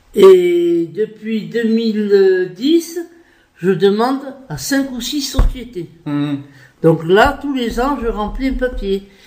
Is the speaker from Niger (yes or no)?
no; France; je suis française, ok. Je m'estime 100% française